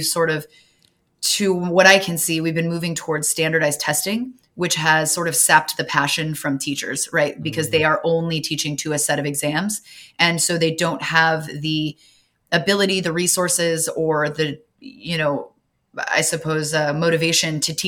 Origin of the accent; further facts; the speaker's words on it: Southern California, United States; I'm from Southern California